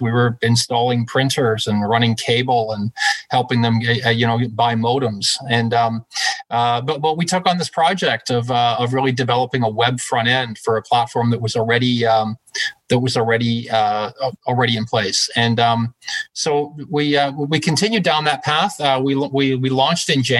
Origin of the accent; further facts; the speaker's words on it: Glasgow, Scotland, United Kingdom; also born or lived in Canada; now in Toronto, Canada; I was actually born in Glasgow, Scotland.